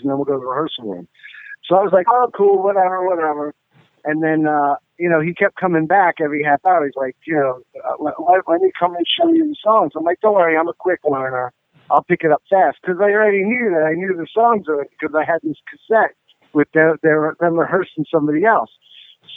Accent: New York City, New York, United States; moved away as an adult; I was born and raised in New York

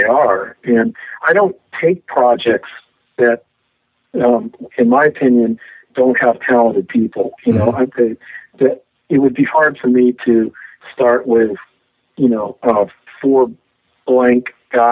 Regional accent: Midwest, United States; now in Seattle, United States; I grew up in the Midwest

